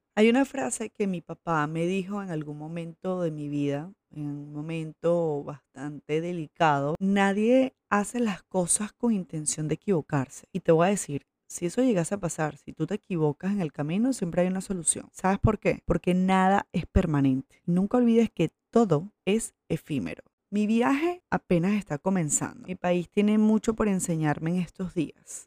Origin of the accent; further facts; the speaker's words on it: Coro, Falcón, Venezuela; moved away as an adult; also born or lived in Maracaibo / Valencia; Pero me crié aquí, o sea, de aquí es toda mi familia. Aquí me crié y hasta el, colegio